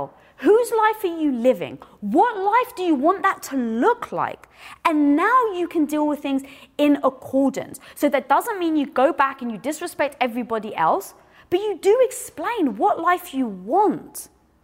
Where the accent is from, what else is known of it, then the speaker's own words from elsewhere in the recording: United Kingdom; I'm British. I'm Greek.